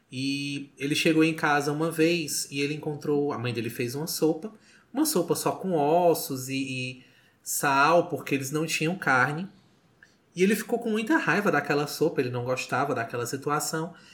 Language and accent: Portuguese; Sobral, Ceará, Brazil; Eu digo, eu sou de Sobral, mas eu sou legal, eu juro.